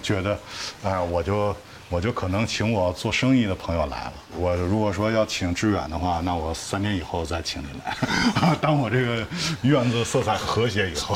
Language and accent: Chinese; Beijing, China; 那时候北京的这些幼儿园啊，全都要接待外宾